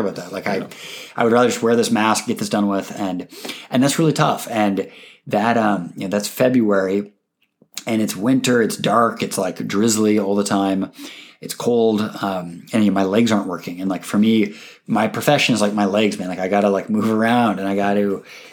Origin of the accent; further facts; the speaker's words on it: Seattle, Washington, United States; my hometown football team is calling me